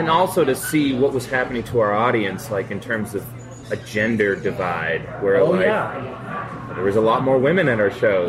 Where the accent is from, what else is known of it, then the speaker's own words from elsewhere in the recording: Methuen, Massachusetts, United States; also born or lived in Boston; Yeah, and I was raised in Methuen, Massachusetts.